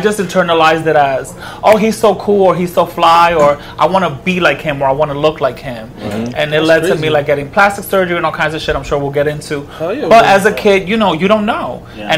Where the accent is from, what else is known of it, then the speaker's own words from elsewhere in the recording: New York City, New York, United States; Born and raised in Washington Heights. 178th